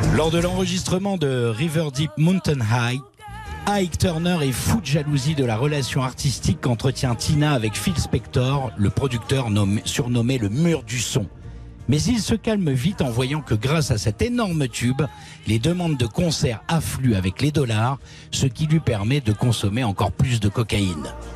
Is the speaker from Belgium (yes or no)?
no; France; chez nous en France